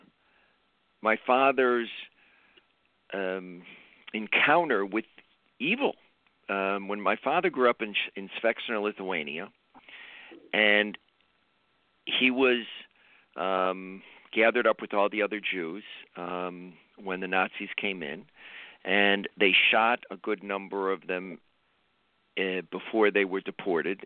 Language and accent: English; Chicago, Illinois, United States; my background is I grew up in Chicago